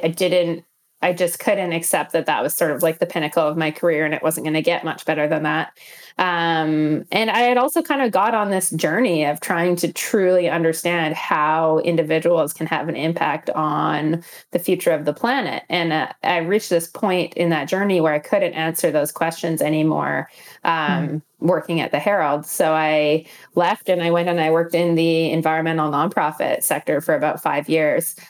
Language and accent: English; Northern Alberta, Canada; also born or lived in Calgary; I grew up in Northern Alberta